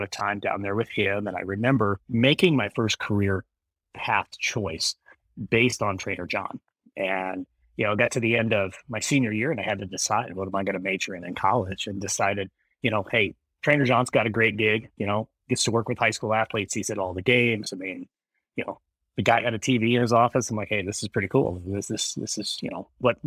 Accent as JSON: {"language": "English", "region": "Wyoming", "country": "United States", "tie": "born or raised there", "also_born_or_lived": "Kingman, Arizona", "moved": "as an adult", "said": "we moved back to my home state of Wyoming"}